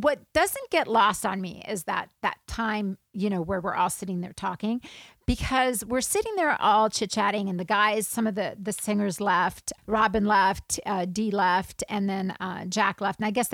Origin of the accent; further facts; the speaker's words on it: South Africa; I grew up in South Africa